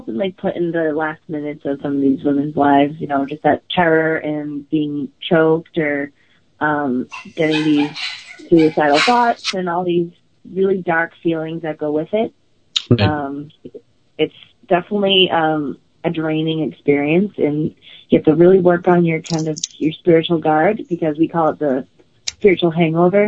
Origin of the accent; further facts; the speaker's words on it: Boston, Massachusetts, United States; I'm from Boston. That's where I grew up in.